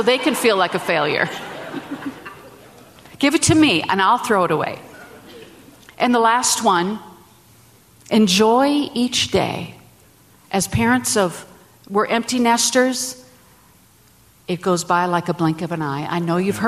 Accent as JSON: {"language": "English", "region": "Minnesota", "country": "United States", "said": "I'm from Minnesota"}